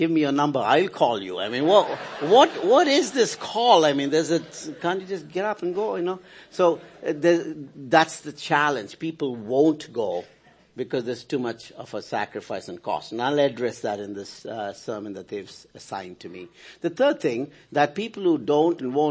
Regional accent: India; As an Indian citizen

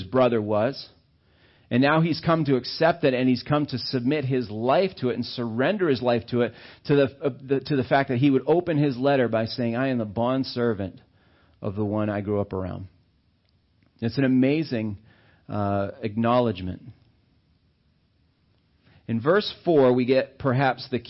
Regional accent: Auburn, Maine, United States; I grew up in Maine. And I was down in Auburn and stuff

